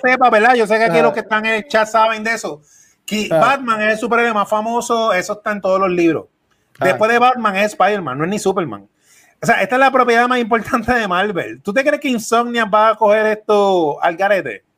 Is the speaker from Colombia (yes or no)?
no; Puerto Rico; nosotros somos boricuas